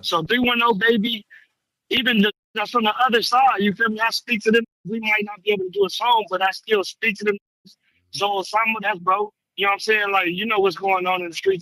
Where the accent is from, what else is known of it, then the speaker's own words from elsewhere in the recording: California, United States; I was raised in California